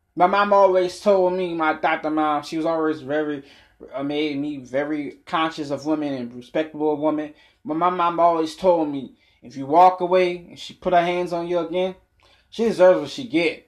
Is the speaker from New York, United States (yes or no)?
no; New Orleans, Louisiana, United States; also born or lived in Boston, Massachusetts; I've been in New Orleans since I was six years old